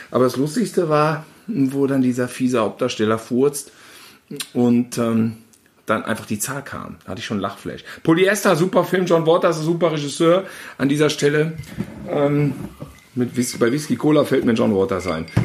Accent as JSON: {"language": "German", "town": "Gütersloh", "region": "North Rhine-Westphalia", "country": "Germany", "tie": "born or raised there", "said": "ja, äh, ich aufgewachsen in Gütersloh, er in München, ähm, selbes Alter, fast ein bisschen jünger"}